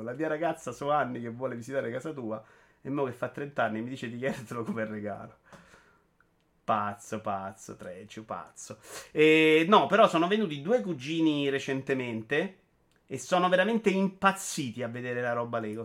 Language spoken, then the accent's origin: Italian; Rome, Lazio, Italy; da romano